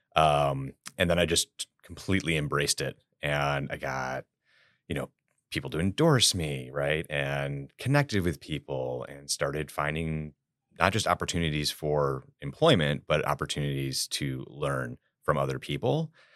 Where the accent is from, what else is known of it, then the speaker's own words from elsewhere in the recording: Chicago, Illinois, United States; I am a born and raised Chicago native, uh, myself from the South Side